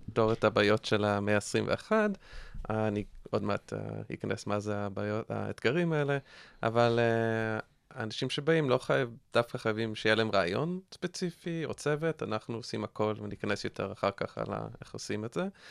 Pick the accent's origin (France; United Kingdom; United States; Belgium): United States; accent: American; Hebrew is a second language; now in Israel; אתם שומעים מהמבטא שלי שאני אמריקאי